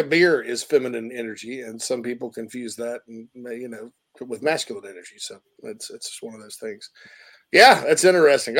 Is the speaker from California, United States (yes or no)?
no; Spartanburg, South Carolina, United States; The Berg, my hometown